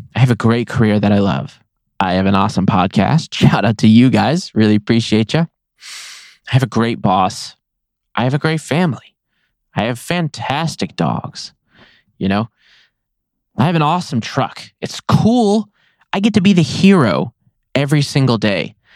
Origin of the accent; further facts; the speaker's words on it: Nevada, United States; I love my home state. I will be in Nevada in as long as I possibly can